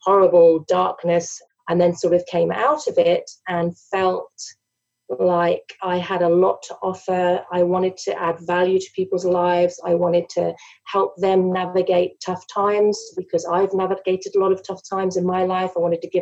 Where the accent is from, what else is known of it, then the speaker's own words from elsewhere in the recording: England, United Kingdom; moved away as an adult; now in Australia; I'm originally from England, emigrated to Australia 10 years ago.